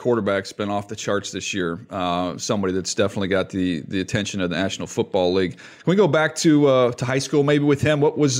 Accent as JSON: {"language": "English", "town": "San Diego", "region": "California", "country": "United States", "tie": "born or raised there", "said": "And I grew up in San Diego."}